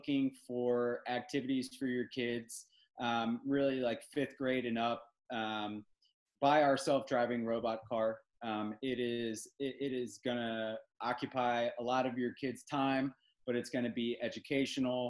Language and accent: English; Philadelphia, Pennsylvania, United States; now in Raleigh, United States; I am a Philadelphian